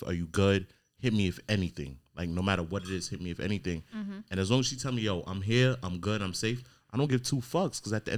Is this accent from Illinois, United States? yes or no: no; New York, United States; now in Virginia, United States; I'm from New York